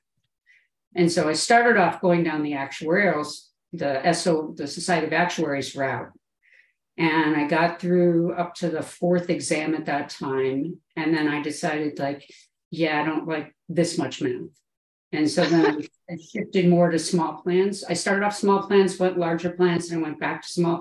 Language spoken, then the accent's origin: English; Chicago, Illinois, United States; moved away as an adult; now in Phoenix, United States; I grew up in Chicago